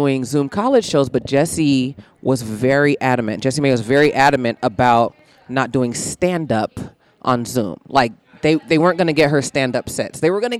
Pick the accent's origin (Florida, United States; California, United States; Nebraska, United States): California, United States; Fairfield; moved away as an adult; also born or lived in Atlanta; now in Los Angeles, United States; I grew up in Fairfield, California. It's as white as it sounds, and I'm as black as I sound.